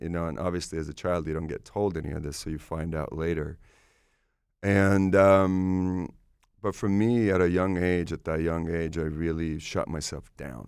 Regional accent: Estonia; born there; English is a second language; moved away; I was born in Soviet Union. Estonia was Soviet Union at the time.

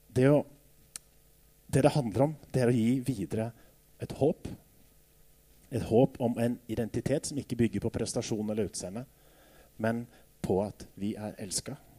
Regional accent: Jevnaker, Innlandet, Norway; Da jeg vokste opp på Jevnaker

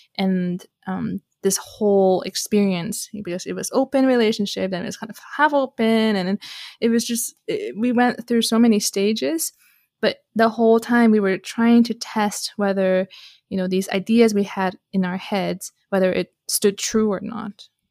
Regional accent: Canada; I'm Canadian

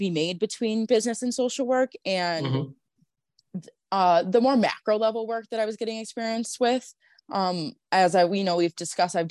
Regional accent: Buffalo, New York, United States; growing up in Buffalo

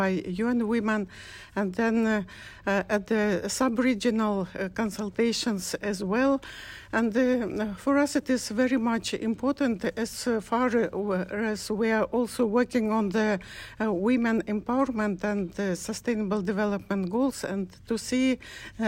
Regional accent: Kyrgyzstan; I'm from Kyrgyzstan, Central Asia, from Rural Women's Association, ALGA

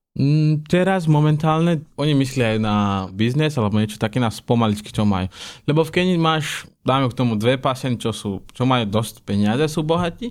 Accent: Kenya; Slovak is a second language; now in Slovakia; ja som z Keni, východ

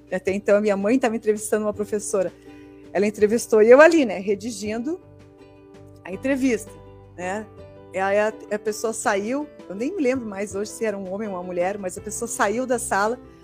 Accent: Rio Grande do Sul, Brazil; moved away; eu sou do Rio Grande do Sul

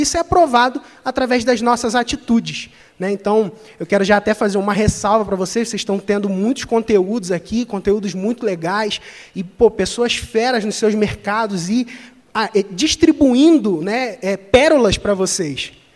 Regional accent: Cabo Frio, Rio de Janeiro, Brazil; eu sou de Cabo Frio, interior do Rio de Janeiro. Não tenho sotaque

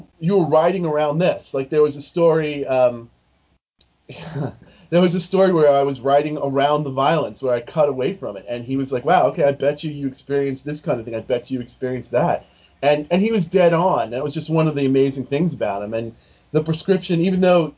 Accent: New York, United States; I'm from New York

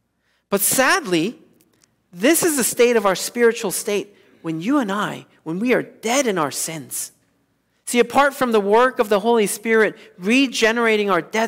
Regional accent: South Korea; moved away; Most of you know that I grew up in South Korea in the 1980s.

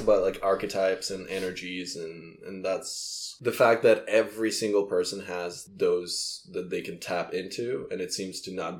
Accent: Moldova; first language Russian; English is a second language; moved away

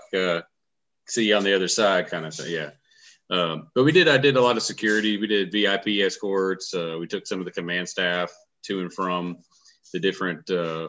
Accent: Huntsville, Alabama, United States; I grew here in Huntsville. I graduated from Buckhorn in 2000.

